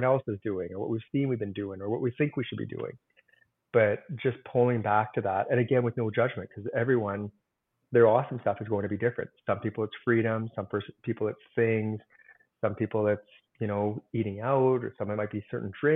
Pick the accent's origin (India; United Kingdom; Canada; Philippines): Canada; I'm a Canadian